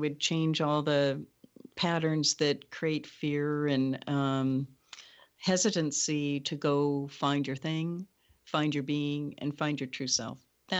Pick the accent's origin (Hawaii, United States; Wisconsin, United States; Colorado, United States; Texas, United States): Hawaii, United States; I'm a Hawaiian shaman.